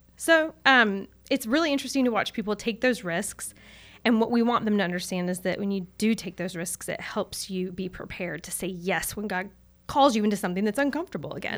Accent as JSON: {"language": "English", "town": "Charlotte", "region": "North Carolina", "country": "United States", "tie": "born or raised there", "said": "I grew up in Charlotte"}